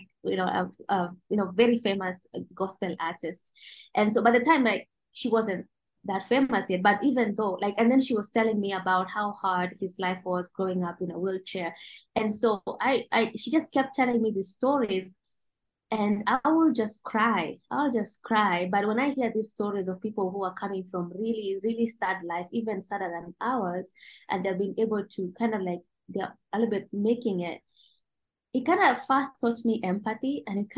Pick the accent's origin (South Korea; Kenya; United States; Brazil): Kenya; Mogotio, Baringo County; I grew up here in Mogotio